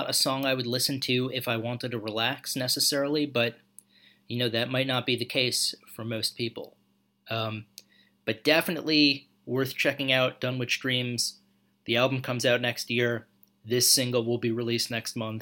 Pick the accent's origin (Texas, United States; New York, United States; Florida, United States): New York, United States; moved away as an adult; also born or lived in Macau; since I grew up in New York